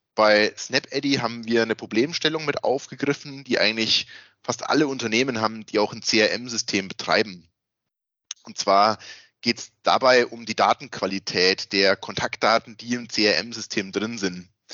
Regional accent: Würzburg area, Bavaria, Germany; accent: Franconian; dass man merkt, dass wir aus dieser Würzburger Gegend sind.

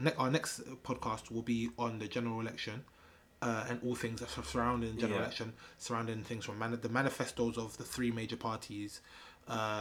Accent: England, United Kingdom; we grew up in England

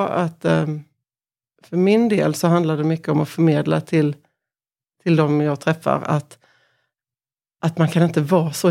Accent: Korpilombolo, Norrbotten County, Sweden; Så jag kan inte säga att jag är från Pajala. Utan, eller jag kan säga att jag är från Korpilombolo utan jag säger att jag är från Pajala.

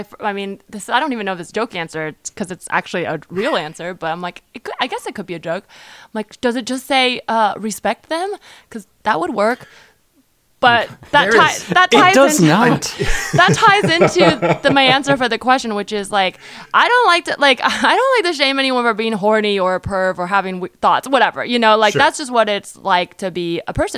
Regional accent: California, United States; I grew up in California

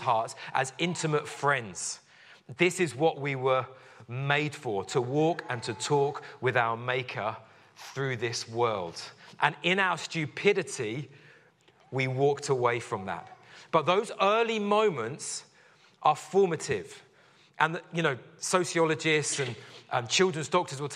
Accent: London, United Kingdom; I grew up in West London

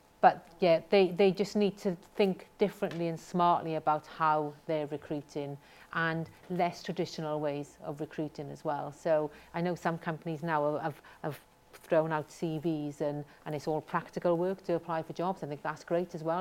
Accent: Wales, United Kingdom; I'm very proud of where I'm from. I think it sets me apart. I think it makes me unusual, not unique, because there's 8 million people in Wales

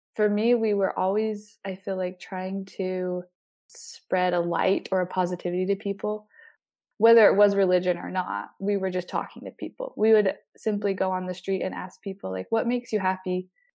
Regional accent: Salt Lake City, Utah, United States; also born or lived in southern Germany / Salzburg, Austria; I grew up in Salt Lake City, Utah, the little break off from downtown. It's called Mill Creek, Utah

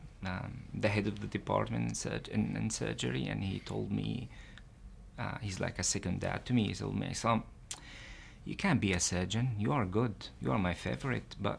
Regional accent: Israel; As a Palestinian living in Israel

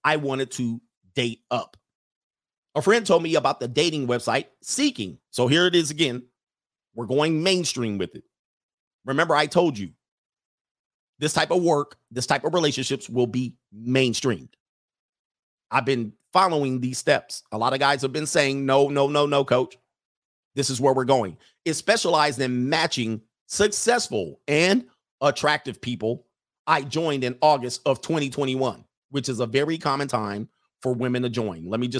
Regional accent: San Francisco, California, United States; I met one who lived in my hometown of San Francisco.

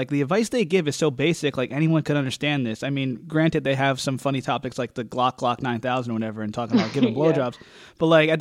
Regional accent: New Jersey, United States; we're both from Jersey

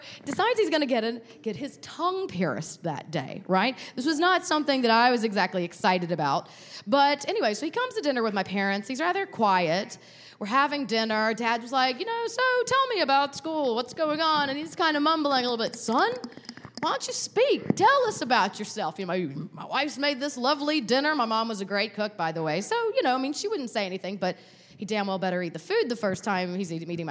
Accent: Lumberton, North Carolina, United States; I'm from Lumberton, North Carolina

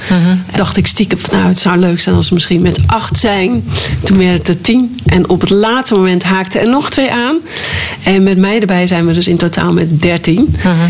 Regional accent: Hoorn, North Holland, Netherlands; now in Drenthe, Netherlands; Wij zijn van Noord-Holland, van Horen, verhuisd naar eh, Drenthe. En in eerste instantie wonen we in Drenthe. Dus we hebben, en wij kenden echt niemand daar. We hebben geen roots daar.

